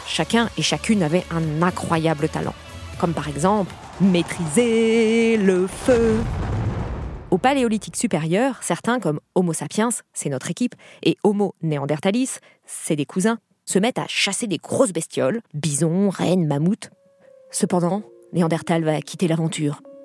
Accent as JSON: {"language": "French", "region": "Brittany", "country": "France", "tie": "born or raised there", "said": "j'ai grandi en Bretagne"}